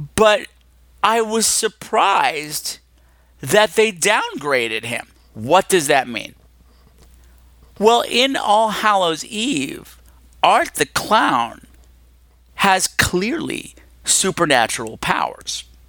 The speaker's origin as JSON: {"language": "English", "region": "New York", "country": "United States", "said": "We're both from New York"}